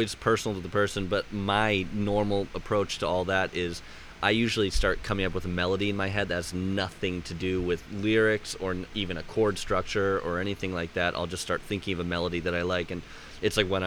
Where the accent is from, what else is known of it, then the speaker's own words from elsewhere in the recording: Indian Rocks Beach, Florida, United States; where I grew up on Indian Rocks, it's a spot called Scruggs Harbor